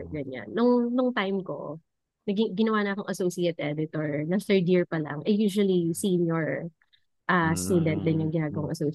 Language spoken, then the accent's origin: Tagalog; Central Luzon, Philippines; galing ako ng science high school hmm. na nasa um, sa region or sa province namin, very competitive din yung um, yung M3.